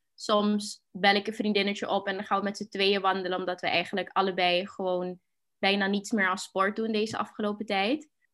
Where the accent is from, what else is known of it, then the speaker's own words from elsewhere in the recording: Suriname; moved away as an adult; now in Netherlands; ik ben geboren en opgegroeid in Suriname. Twee jaar geleden hier naartoe verhuisd.